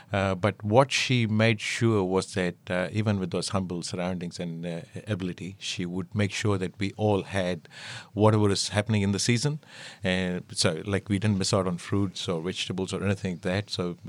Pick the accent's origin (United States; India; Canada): India; Being an Indian and being raised in that surrounding, we always learned to appreciate what you added in the food